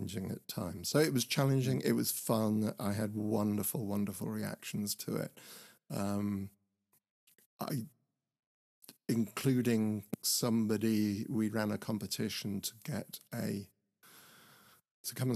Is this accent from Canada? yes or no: no; Horsham, South East England, United Kingdom; the theatre where I grew up in Horsham